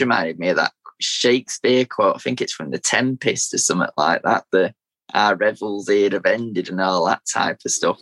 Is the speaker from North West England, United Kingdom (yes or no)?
yes; Manchester, North West England, United Kingdom; originally was born in East Manchester, so near where near where the City Stadium is